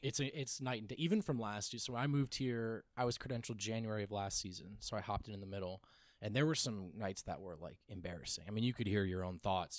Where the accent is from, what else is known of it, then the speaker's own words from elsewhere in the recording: New Jersey, United States; moved away; also born or lived in Los Angeles; I grew up in New Jersey, so the New York market, and I spent two years in L